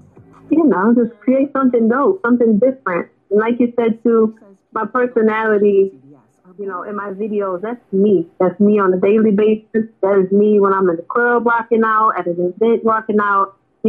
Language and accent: English; Cleveland, Ohio, United States; growing up in Cleveland is amazing. It's different. You know, we all got the struggles, but the city is dope.